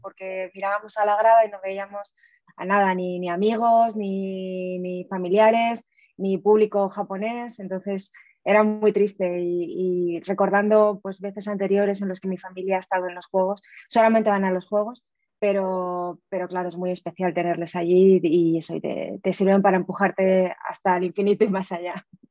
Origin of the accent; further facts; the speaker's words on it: Aragon, Spain; Yo soy muy aragonesa